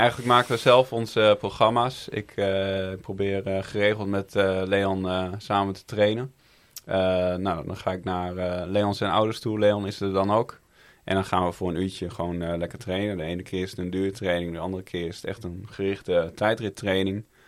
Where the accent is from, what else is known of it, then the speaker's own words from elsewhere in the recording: Groningen, Netherlands; Ik ben zelf een Groninger